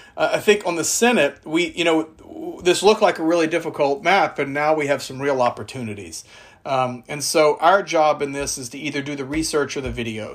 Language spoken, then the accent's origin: English; South Louisiana, United States; I'm from South Louisiana